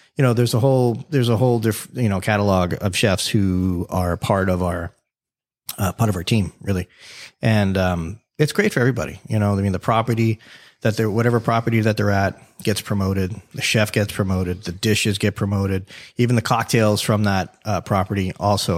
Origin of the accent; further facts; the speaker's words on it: Davie, Florida, United States; accent: New York; also born or lived in New York City; I lived in New York for, you know, about five years as a kid, right? I was born in South Florida, moved to New York, came back